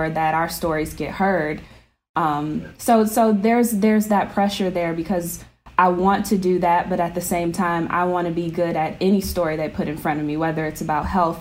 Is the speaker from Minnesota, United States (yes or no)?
no; Detroit, Michigan, United States; Growing up in Metro Detroit